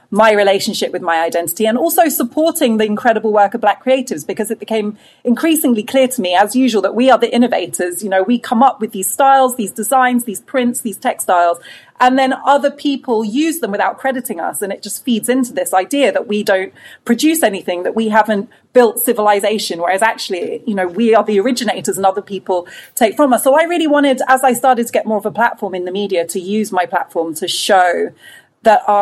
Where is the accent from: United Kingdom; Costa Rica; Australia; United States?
United Kingdom; I think it reflects uh, actually a lot of our experiences of being Black British in a bigger way